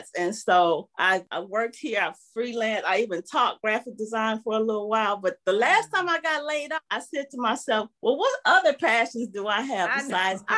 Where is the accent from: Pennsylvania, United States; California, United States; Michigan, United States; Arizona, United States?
Michigan, United States; Detroit; I'm originally from Detroit